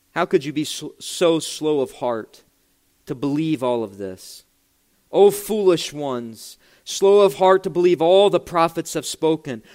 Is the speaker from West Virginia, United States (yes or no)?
yes; West Virginia, United States; my home state of West Virginia.